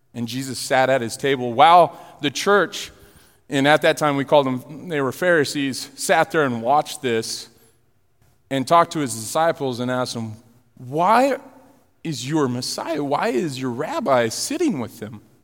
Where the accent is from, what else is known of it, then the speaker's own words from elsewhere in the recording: Florida, Illinois, United States; We're moving from Florida to Illinois.